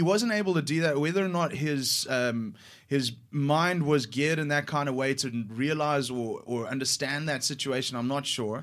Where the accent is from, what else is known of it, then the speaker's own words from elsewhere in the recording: South Africa; I identify as a South African